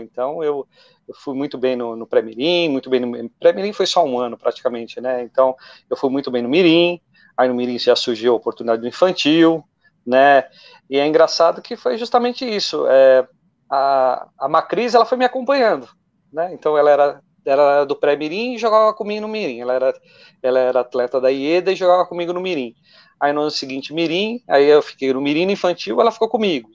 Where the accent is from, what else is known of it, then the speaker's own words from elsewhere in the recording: São Caetano do Sul, São Paulo, Brazil; also born or lived in São Bernardo do Campo; nasci em São Bernardo, mas sempre moro em São Caetano